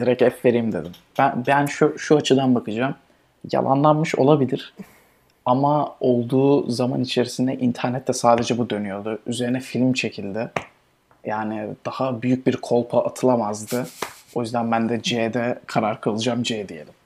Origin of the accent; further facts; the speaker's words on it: Turkey; bizim memleketimiz Türkiye.